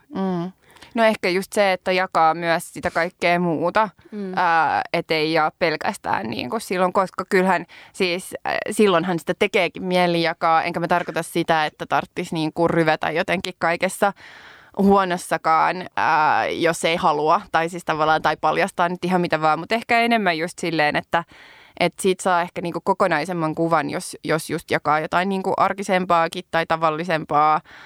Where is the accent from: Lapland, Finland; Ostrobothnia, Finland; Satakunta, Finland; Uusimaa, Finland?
Uusimaa, Finland; Helsinki; mä oon niinku helsinkiläinen tai että mä oon kasvanut Helsingissä